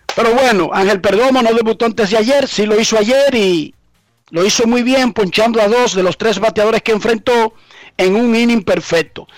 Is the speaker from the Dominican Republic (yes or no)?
yes; Dominican Republic